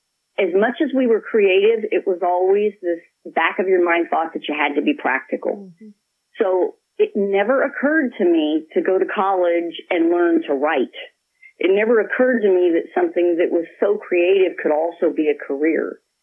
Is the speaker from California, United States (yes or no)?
yes; California, United States; Blake and I both grew up in California here